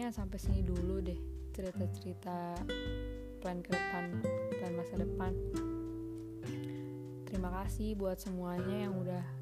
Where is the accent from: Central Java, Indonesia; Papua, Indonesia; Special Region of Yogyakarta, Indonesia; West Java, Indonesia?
West Java, Indonesia; Bekasi; also born or lived in Jakarta; Aku lahir di Jakarta tanggal 11 November 2003. Asal aku dari Bekasi, tepatnya Bekasi Timur, dan lebih spesifiknya lagi di Rawalumbu.